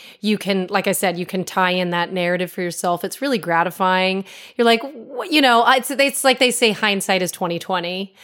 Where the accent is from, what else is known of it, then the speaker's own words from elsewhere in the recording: Connecticut, United States; moved away; I'm from Connecticut originally